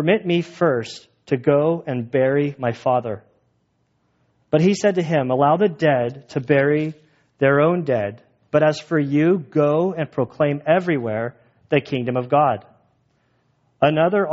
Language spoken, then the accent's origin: English; United States; As an American Christian